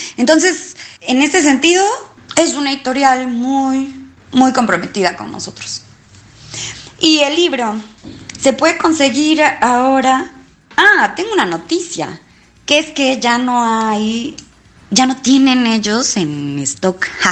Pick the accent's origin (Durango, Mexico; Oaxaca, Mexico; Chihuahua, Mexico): Oaxaca, Mexico; now in Buenos Aires, Argentina; soy mexicana, nací en la ciudad de Oaxaca